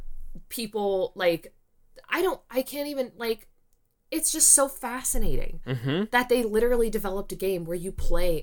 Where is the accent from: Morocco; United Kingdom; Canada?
Canada; my life here as a Canadian